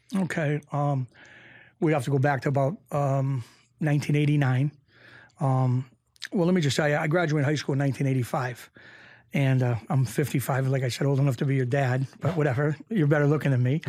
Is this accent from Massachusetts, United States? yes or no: yes; Springfield, Massachusetts, United States; I grew up in Springfield, Massachusetts